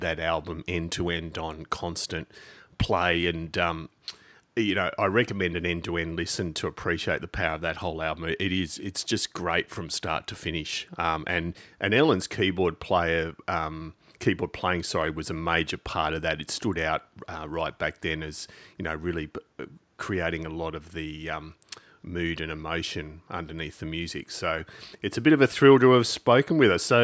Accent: Australia; As an Aussie

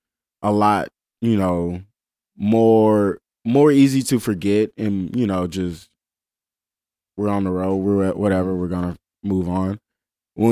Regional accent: Memphis, Tennessee, United States; And it's like, they just can't resist to ask, so where are you guys from? And we're just like, Memphis.

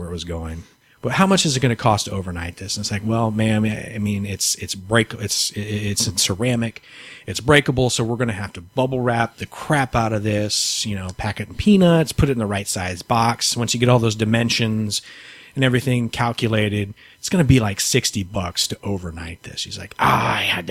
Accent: San Antonio, Texas, United States; moved away as an adult; now in Houston, United States; I'm from San Antonio originally

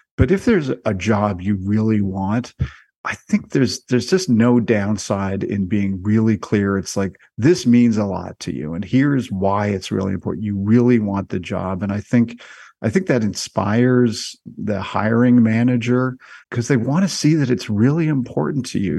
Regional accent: Canada; I am Canadian

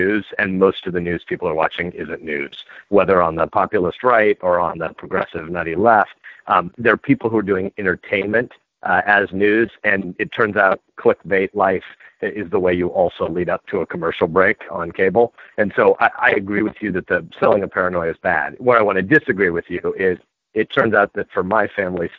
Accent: Nebraska, United States; I'm a Nebraskan

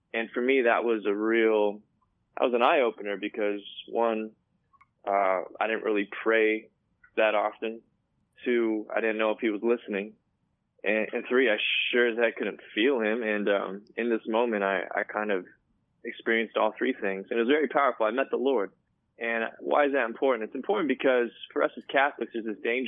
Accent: California, United States; My family is from Korea, and I was born here in California

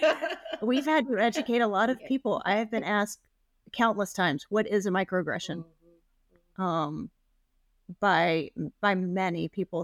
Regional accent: Memphis, Tennessee, United States; now in Portland, United States; I grew up in Memphis

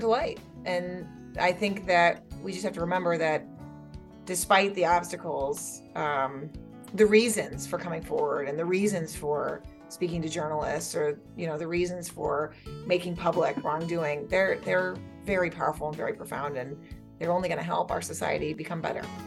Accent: New Hampshire, United States; we in New Hampshire

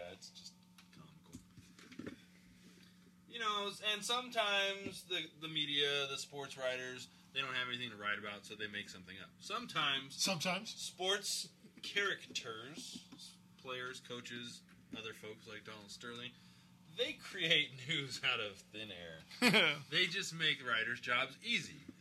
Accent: Ghana; moved away; My native Ghana

